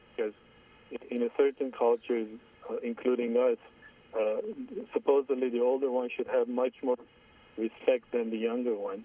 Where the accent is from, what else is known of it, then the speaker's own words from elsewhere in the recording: Iran; moved away as an adult; now in United States; I was born in Iran. I'm Armenian.